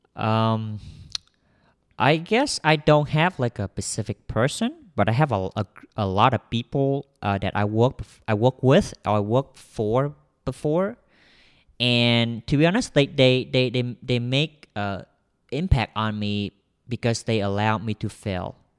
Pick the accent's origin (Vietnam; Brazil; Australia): Vietnam; English is a second language; I'm a Vietnamese. Vietnamese. So I'm um, I'm came from Vietnam.